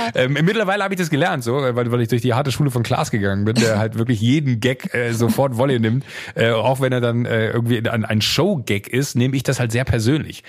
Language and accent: German; Viersen district, Mönchengladbach area, North Rhine-Westphalia, Germany